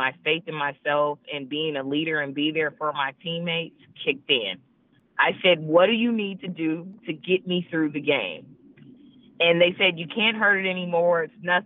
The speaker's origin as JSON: {"language": "English", "region": "California", "country": "United States", "also_born_or_lived": "Oregon", "moved": "yes", "said": "I'm from California"}